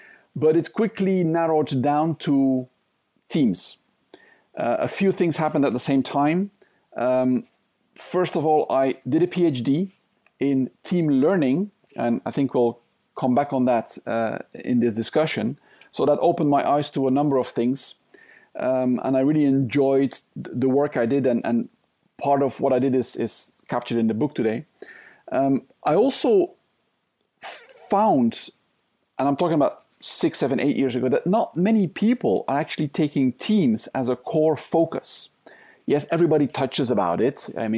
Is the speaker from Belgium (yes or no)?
yes; Belgium; English is a second language; now in Thailand; So I'm originally from Belgium. I spent most of my life, though, in Asia.